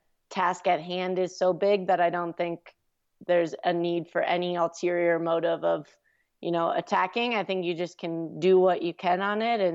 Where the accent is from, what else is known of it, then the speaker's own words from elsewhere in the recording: Minnesota, United States; I'm from Minnesota, so we I've experienced very cold weather.